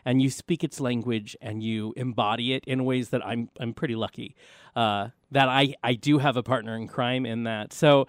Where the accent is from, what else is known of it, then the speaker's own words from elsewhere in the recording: Tulsa, Oklahoma, United States; I came here from Tulsa, Oklahoma